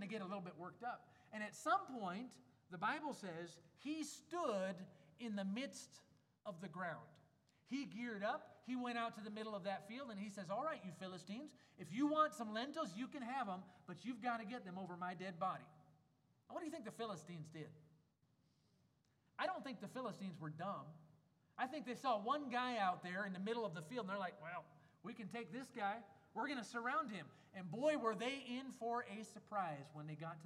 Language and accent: English; Wisconsin, United States; moved away as an adult; now in Germany; I grew up in Wisconsin. We know about cheese curds